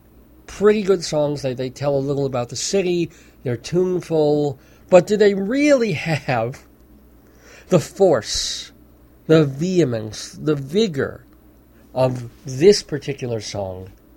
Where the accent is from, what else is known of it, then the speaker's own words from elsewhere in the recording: New York, United States; moved away; I'm originally from New York